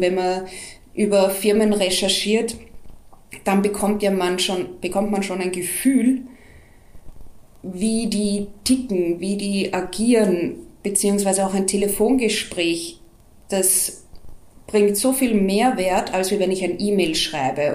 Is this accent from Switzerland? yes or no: no; Austria; bei uns in Österreich